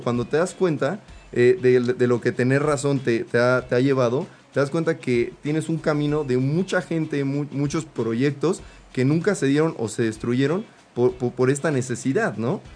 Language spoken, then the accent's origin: Spanish; Mexico; como mexicanos